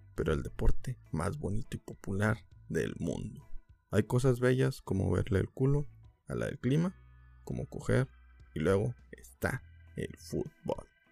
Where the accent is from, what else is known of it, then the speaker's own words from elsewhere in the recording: Mexico; como mexicanos